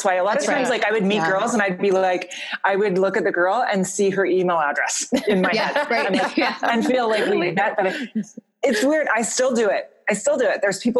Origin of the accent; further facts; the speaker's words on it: Fort Saskatchewan, Alberta, Canada; moved away; From Fort Saskatchewan, Alberta.